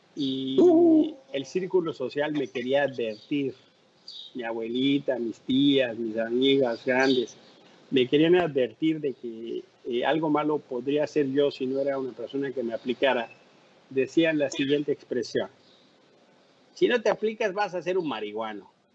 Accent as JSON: {"language": "Spanish", "region": "Mexico City", "country": "Mexico", "said": "ser el primer mexicano que ocupa ese cargo"}